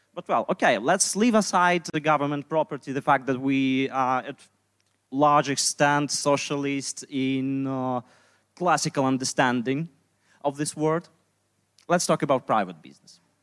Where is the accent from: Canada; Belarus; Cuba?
Belarus; English is a second language; moved away as an adult; now in Poland; I'm libertarian from Belarus. Uh, I moved to Poland about uh, two and a half years ago